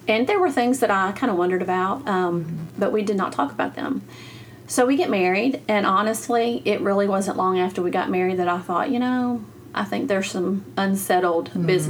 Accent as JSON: {"language": "English", "region": "Arkansas", "country": "United States", "tie": "born or raised there", "said": "I grew up over in Arkansas, just right across the river. That's where I was born and raised. So grew up there, went to church there, high school, everything."}